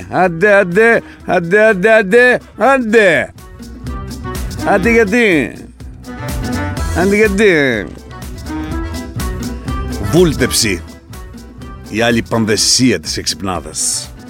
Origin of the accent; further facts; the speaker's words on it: Larissa, Thessaly, Greece; Στον Τίνευο μεγάλωσα, στη Λάρισα μεγάλωσα, στα κοριά μεγάλωσα και τα λένε κατευθείαν.